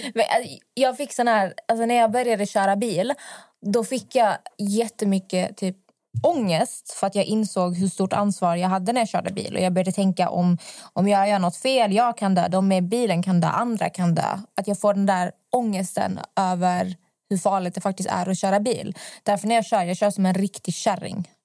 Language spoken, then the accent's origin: Swedish; Malmö, Skåne, Sweden; now in Stockholm, Sweden; Jag kommer från Malmö och i Malmö vi har jättemycket cykelvägar